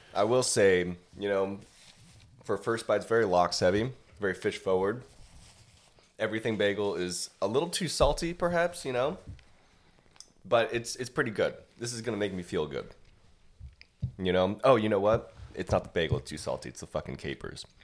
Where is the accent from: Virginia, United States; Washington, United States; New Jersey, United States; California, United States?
California, United States; now in Austin, United States; I'm from California originally